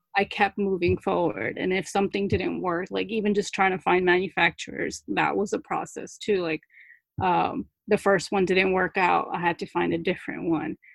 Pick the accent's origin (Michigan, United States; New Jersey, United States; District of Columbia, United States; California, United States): New Jersey, United States; accent: Jersey; English is a second language; english is my second language actually but I, I learned it when i was six so i i mainly have a jersey accent